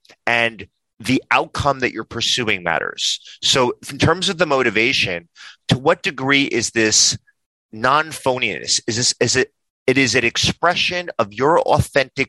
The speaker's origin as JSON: {"language": "English", "region": "New York", "country": "United States", "said": "I'm a New Yorker."}